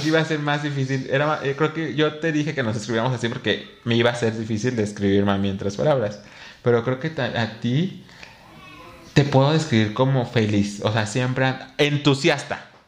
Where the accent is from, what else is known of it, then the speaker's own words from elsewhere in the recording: Mexico City, Mexico; en mi pueblo, o sea, en mi localidad, en Xochimilco